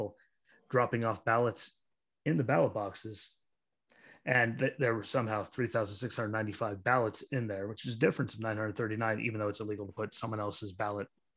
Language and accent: English; Pennsylvania, United States; my home state of Pennsylvania